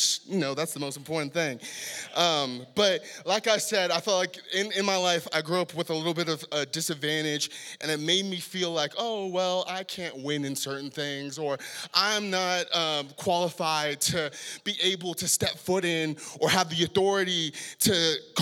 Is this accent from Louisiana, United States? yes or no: no; San Diego, California, United States; moved away as an adult; now in Salt Lake City, United States; born and raised in San Diego, a very, ghetto part of San Diego